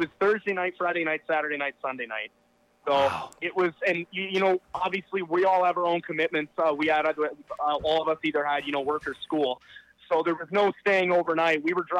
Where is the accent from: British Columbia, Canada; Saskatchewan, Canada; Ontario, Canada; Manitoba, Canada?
Ontario, Canada; Kitchener-Waterloo; We're from Kitchener-Waterloo, so that was like our hometown show.